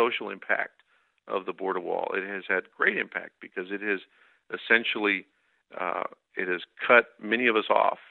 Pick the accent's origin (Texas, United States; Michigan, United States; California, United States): Texas, United States; Edinburg; I'm from Edinburgh, Texas, and I'm a member of the Lower Rio Grande Valley Sierra Club.